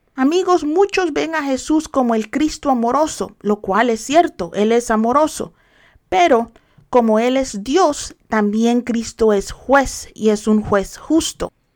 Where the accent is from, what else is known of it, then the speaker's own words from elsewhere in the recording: El Salvador; yo soy salvadoreña, pero no celebro las fiestas paganas del Salvador